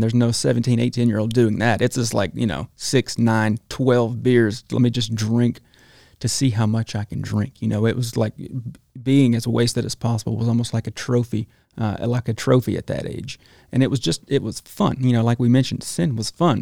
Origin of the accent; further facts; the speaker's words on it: Talladega, Alabama, United States; also born or lived in Gadsden, Alabama; Spent most of my life in Talladega, Alabama.